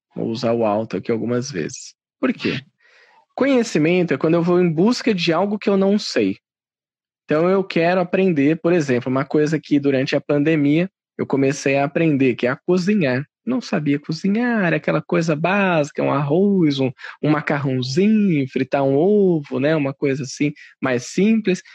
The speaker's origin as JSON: {"language": "Portuguese", "region": "São Paulo", "country": "Brazil", "said": "eu sou de São Paulo, eu tenho 31 anos"}